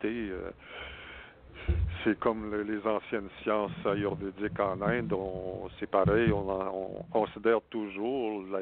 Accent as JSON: {"language": "French", "region": "Saskatchewan", "country": "Canada", "tie": "born there", "said": "moi, je suis né en Saskatchewan euh, d'une famille canadienne-française qui avait"}